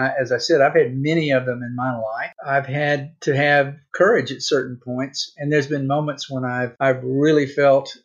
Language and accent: English; Mississippi, United States; moved away as an adult; also born or lived in California; I grew up in Mississippi in the 50s and 60s during the civil rights era